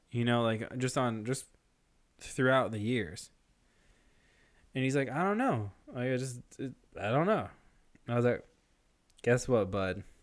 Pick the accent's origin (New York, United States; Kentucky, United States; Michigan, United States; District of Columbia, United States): New York, United States; Rockville Centre; I know for sure I was born in Mercy Hospital in Rockville Center, New York